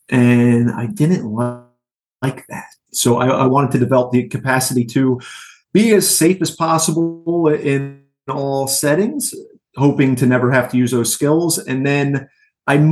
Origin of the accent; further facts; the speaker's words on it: Yardville, New Jersey, United States; I grew up in Yardville, New Jersey, which is about 20 minutes from where my academy is now